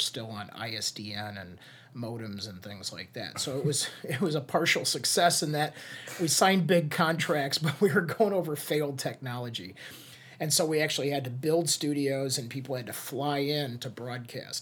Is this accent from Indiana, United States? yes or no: yes; Hammond, Indiana, United States; moved away; also born or lived in Chicago; When I moved back to Northwest Indiana, I was originally from Highland, or Hammond.